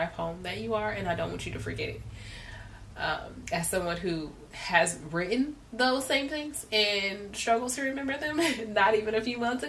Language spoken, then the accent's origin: English; Compton, California, United States; I came from Compton, literally had nothing, you know, like I grew up in the lowest of lows